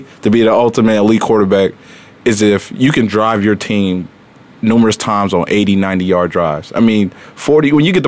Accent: Indianapolis, Indiana, United States; born and raised in Indianapolis

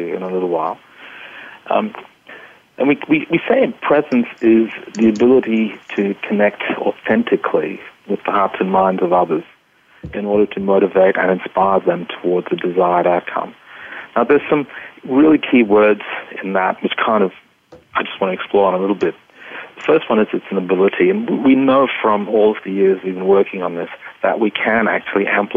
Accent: Australia; accent: Australian; also born or lived in Kolkata, India; I was born in Calcutta and grew up in Australia

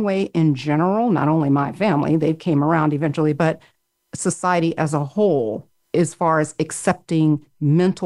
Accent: Florida, United States; I grew up in Florida, which isn't the deep South, even though it is deeply South geographically, but still it had more of a Southern mentality.

